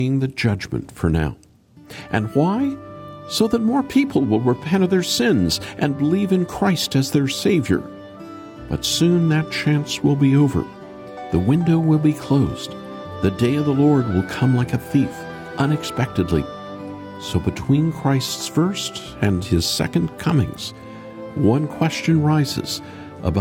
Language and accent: English; Oklahoma, United States; I grew up in Oklahoma